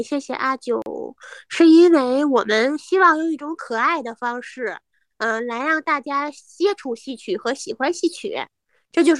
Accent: Hebei, China

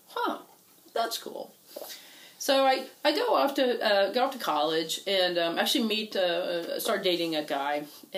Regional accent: Houston, Texas, United States; I grew up in Houston

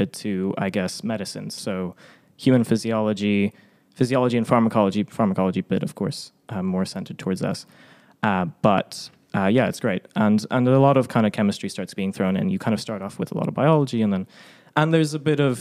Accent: Ireland; also born or lived in Poland; I was born in Poland, spent very little time there, although all my family's from there, and swiftly moved to Ireland when I was very young, and hence no Eastern European sounding accent

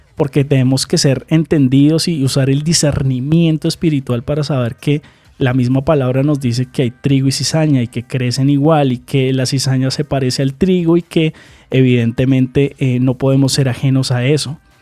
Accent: Colombia; aquí en Colombia

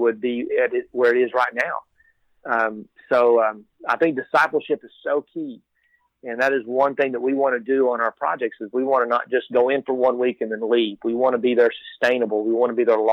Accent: Texas, United States; I am born and raised in Texas

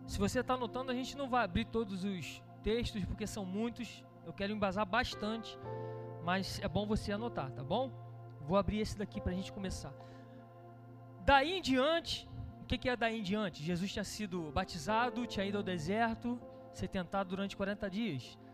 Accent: Brazil; a gente como brasileiro

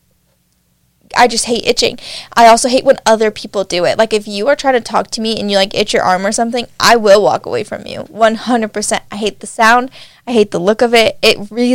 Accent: Nevada, United States; now in Utah, United States; I'm from Nevada

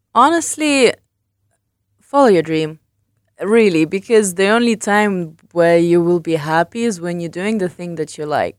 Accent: England, United Kingdom; moved away as an adult; also born or lived in London; I grew up in England and I worked in London.

